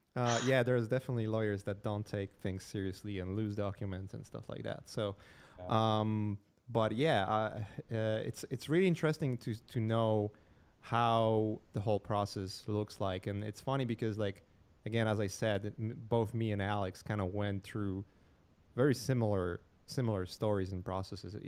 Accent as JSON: {"language": "English", "country": "Poland", "moved": "yes", "said": "I'm from Poland"}